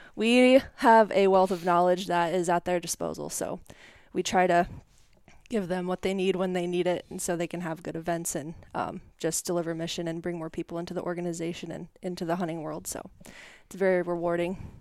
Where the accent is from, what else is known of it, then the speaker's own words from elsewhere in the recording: Fort Morgan, Colorado, United States; moved away as an adult; also born or lived in Iowa; now in Independence, United States; I grew up in Northeast Colorado, um, Fort Morgan, Brush area